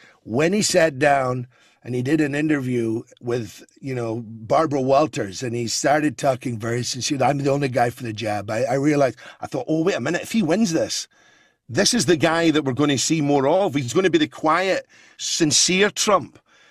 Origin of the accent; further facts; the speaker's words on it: Scotland, United Kingdom; And I'm Scottish. I'm very passionate about what's happening there, you know.